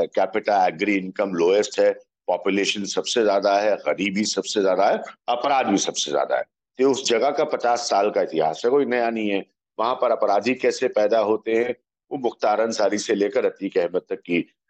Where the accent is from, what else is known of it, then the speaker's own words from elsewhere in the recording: Uttar Pradesh, India; मैं उत्तर प्रदेश का रहने वाला हूँ